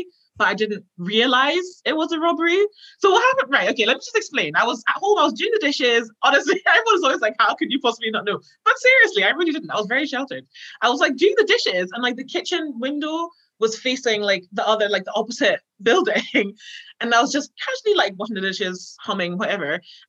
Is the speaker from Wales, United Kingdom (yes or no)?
no; Scotland, United Kingdom; also born or lived in Ghana; So right, basically I identify myself as like a Ghanaian Scot because I was born in Ghana, but I've been in Scotland forever.